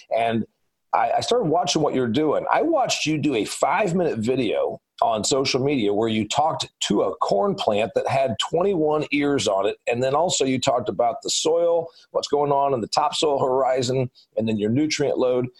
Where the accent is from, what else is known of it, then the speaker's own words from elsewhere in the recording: Indiana, United States; I'm from Indiana